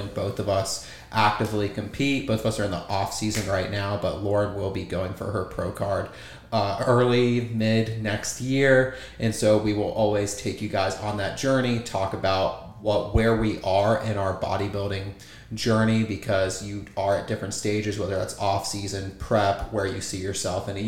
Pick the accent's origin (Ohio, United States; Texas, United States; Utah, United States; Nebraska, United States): Ohio, United States; Goshen; So I am from Ohio, a little town, Goshen, out of Cincinnati, Ohio, southern Ohio. And growing up there